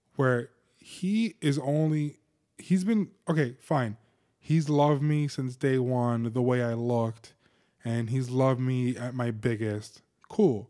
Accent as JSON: {"language": "English", "region": "New Jersey", "country": "United States", "said": "I'm from Jersey"}